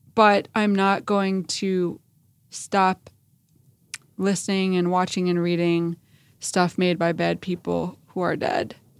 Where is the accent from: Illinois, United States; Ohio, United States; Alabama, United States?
Illinois, United States; Chicago; I grew up in Chicago